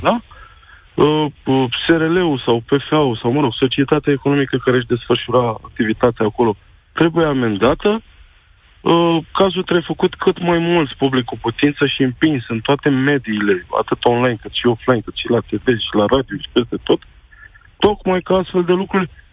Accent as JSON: {"language": "Romanian", "town": "Craiova", "region": "Dolj", "country": "Romania", "said": "Eu sunt oltean, eu sunt din Craiova"}